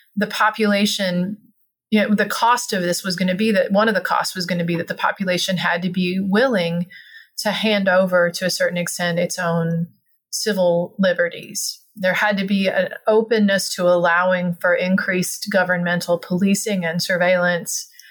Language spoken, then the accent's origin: English; Alabama, United States; I grew up in Alabama